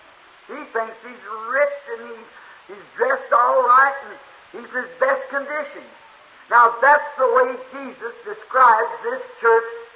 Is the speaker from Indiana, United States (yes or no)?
yes; Jeffersonville, Indiana, United States; I'm from Jeffersonville, Indiana.